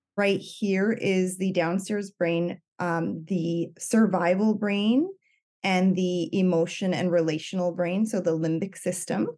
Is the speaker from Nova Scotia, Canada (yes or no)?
yes; Cape Breton Island, Nova Scotia, Canada; moved away as an adult; now in British Columbia, Canada; I'm from Cape Breton Island, um, but I live in British Columbia right now. I've been here since twenty ten.